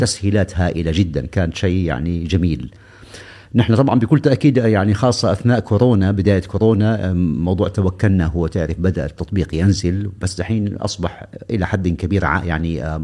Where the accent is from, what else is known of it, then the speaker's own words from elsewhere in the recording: Saudi Arabia; أنا كسعودي